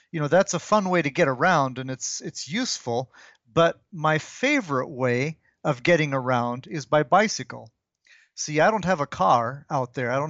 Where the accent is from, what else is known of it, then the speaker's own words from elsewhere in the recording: DR Congo; My parents were missionaries. So I arrived in Congo when I was uh, one years old. Hmm. This was before the country had gotten its independence, back when it was still Belgian Congo.